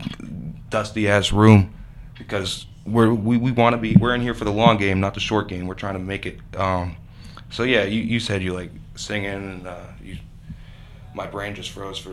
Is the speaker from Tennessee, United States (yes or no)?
no; Erie, Pennsylvania, United States; We come from Erie.